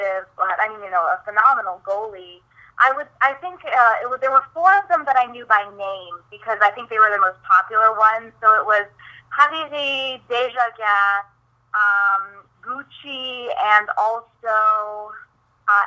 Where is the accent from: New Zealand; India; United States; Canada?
United States; Midwest; growing up in the Midwest